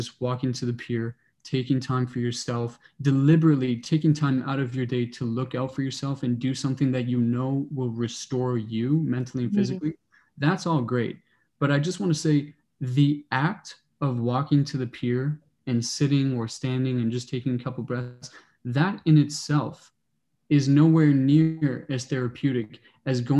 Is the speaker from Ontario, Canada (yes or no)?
yes; Toronto, Ontario, Canada; moved away as an adult; now in Kingston, Canada; I grew up in Toronto, went to high school downtown